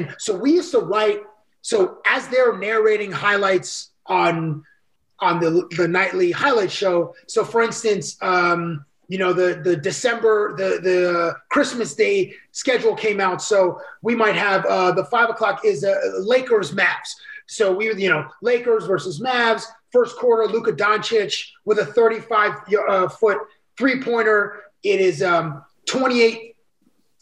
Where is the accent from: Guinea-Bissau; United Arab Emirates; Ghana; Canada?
Canada; Toronto, Ontario; I grew up in Toronto